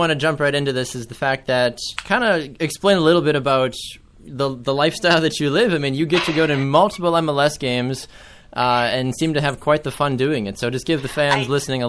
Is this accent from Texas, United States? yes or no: no; Florida, United States; now in Wisconsin, United States; I'm kind of spoiled since I'm from Florida.